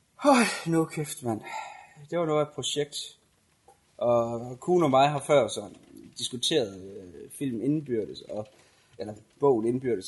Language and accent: Danish; Denmark